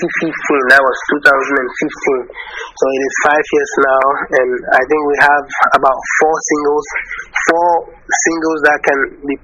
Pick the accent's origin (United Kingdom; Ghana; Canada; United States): Ghana; So I'm from Ghana.